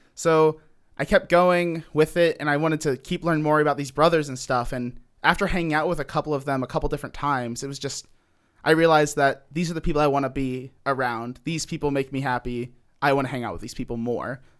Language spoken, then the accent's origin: English; Cincinnati, Ohio, United States; I'm from Cincinnati, Ohio.